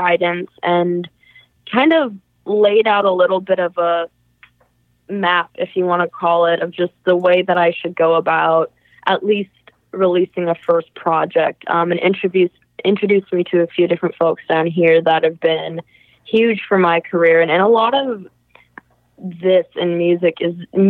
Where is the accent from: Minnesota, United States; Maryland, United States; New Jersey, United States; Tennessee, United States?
Minnesota, United States; Karlstad; moved away as an adult; now in Nashville, United States; my hometown of Carlstead, Minnesota